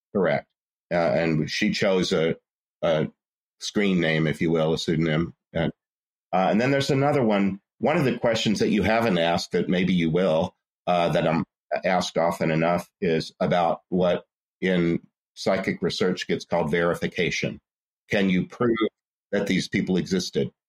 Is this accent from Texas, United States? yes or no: yes; Port Arthur, Texas, United States; I'm from Port Arthur, Texas, which is the southeast corner of Texas on the Gulf Coast